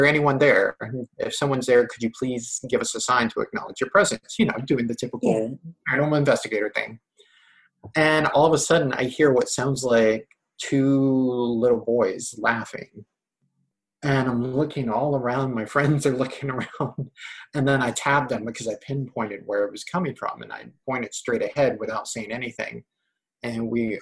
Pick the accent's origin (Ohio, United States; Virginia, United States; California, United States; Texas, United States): Virginia, United States; hometown with Horn Harbor; other places in my hometown